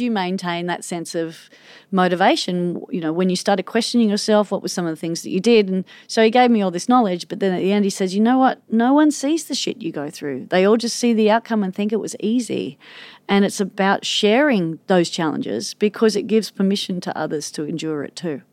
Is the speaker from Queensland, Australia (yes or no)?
no; Manly, New South Wales, Australia; growing up in Manly